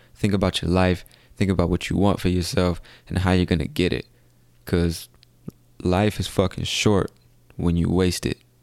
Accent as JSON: {"language": "English", "country": "United States", "said": "I come from America, the land of opportunity"}